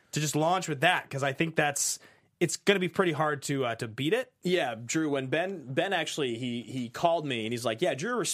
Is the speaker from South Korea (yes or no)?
no; Ireland; Must be because I'm Irish.